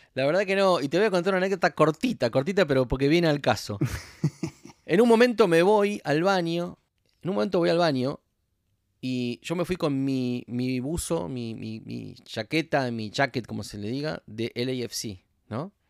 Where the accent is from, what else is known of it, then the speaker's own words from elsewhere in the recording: Argentina; now in Los Angeles, United States; yo soy argentino